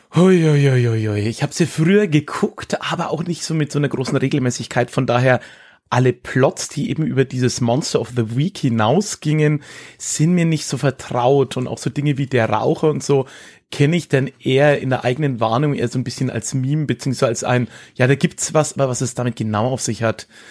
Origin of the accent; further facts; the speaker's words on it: Höchstadt an der Aisch, Bavaria, Germany; also born or lived in Erlangen; Erlangen, wo ich geboren bin, ist sehr evangelisch, war ja auch Hugenottenstadt. Mhm. Und aber dann die Region Höchstadt, in der ich, ja, wie es der Kollege am Anfang gesagt hat, groß geworden bin